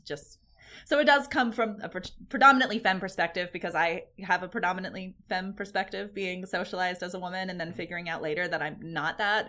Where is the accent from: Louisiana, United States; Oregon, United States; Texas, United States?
Oregon, United States; Ashland; here in my hometown in the Rogue Valley